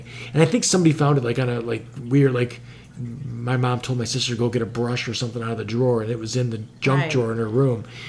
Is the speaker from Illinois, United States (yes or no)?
yes; Frankfort Square, Illinois, United States; I grew up in Frankfurt Square